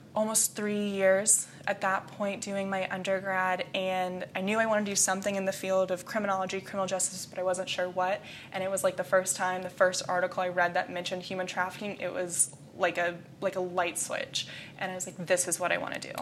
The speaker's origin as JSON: {"language": "English", "town": "Jacksonville", "region": "Florida", "country": "United States", "tie": "born or raised there", "moved": "as an adult", "lives_now": "Indiana, United States", "said": "I was born and raised in Jacksonville, Florida"}